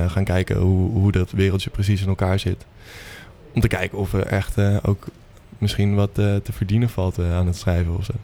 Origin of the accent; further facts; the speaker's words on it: Purmerend, North Holland, Netherlands; ik kom uit Purmerend oorspronkelijk